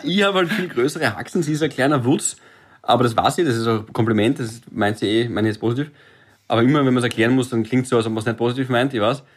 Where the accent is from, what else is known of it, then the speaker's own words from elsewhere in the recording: Graz, Styria, Austria; now in Vienna, Austria; ich bin auch Grazer